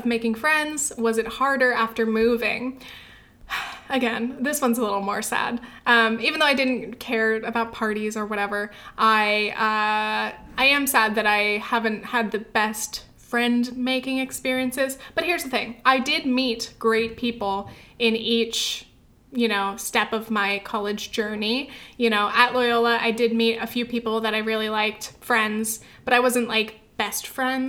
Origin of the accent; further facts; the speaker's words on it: Orange County, California, United States; moved away as an adult; also born or lived in New Orleans / France / England / New York; my hometown is nice. I wish I could go back and visit. It's just not like a very like college-y place. It's not like super great for like young adults. There's not a lot to do. It's mostly just families, suburbs, Orange County